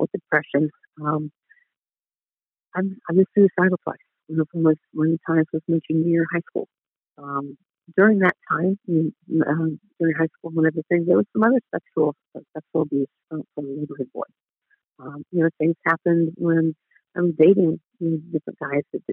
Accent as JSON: {"language": "English", "town": "Dayton", "region": "Ohio", "country": "United States", "tie": "born or raised there", "said": "I grew up in Dayton, Ohio, and I am the middle of five kids"}